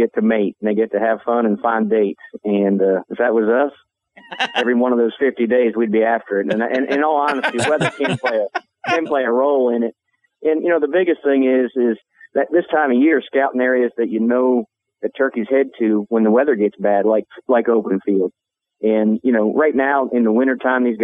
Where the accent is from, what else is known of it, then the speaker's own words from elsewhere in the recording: Kansas, United States; out there in Kansas, it's kind of like where I'm at, my home state